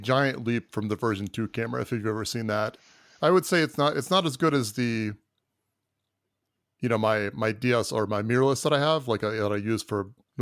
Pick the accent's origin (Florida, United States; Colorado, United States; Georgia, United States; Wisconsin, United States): Florida, United States; I am from Florida.